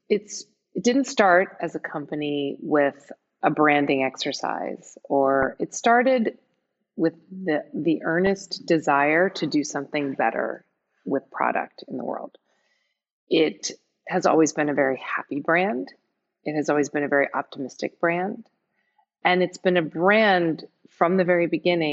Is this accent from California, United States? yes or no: yes; San Francisco, California, United States; I'm from San Francisco, I live in San Francisco